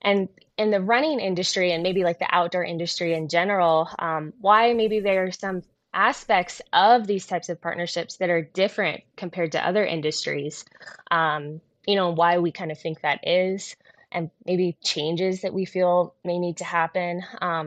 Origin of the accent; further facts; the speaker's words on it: San Diego, California, United States; now in Colorado, United States; I'm born and raised in San Diego